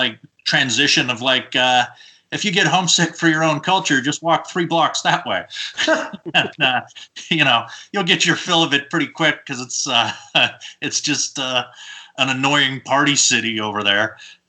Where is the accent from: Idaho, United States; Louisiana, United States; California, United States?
Idaho, United States; Boise; also born or lived in Los Angeles / Austin / Kissimmee; At this point, I am actually just moved into an apartment today in Boise, Idaho, which is mostly where I grew up. I was born in Los Angeles, and I've lived really all over the place.